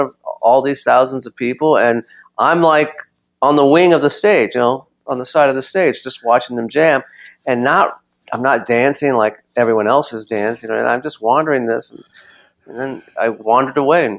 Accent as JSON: {"language": "English", "town": "Los Angeles", "region": "California", "country": "United States", "tie": "born or raised there", "said": "growing up in Los Angeles"}